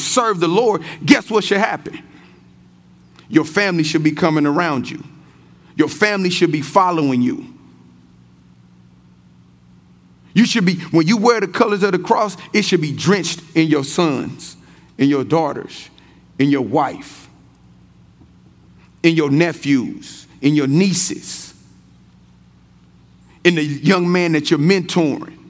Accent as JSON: {"language": "English", "town": "Kansas City", "region": "Missouri", "country": "United States", "tie": "born or raised there", "said": "I'm born and raised in Kansas City"}